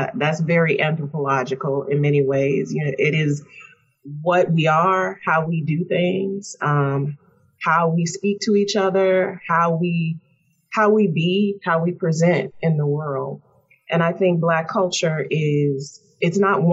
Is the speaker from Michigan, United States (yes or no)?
no; Chicago, Illinois, United States; moved away; I am a native of the South Side of Chicago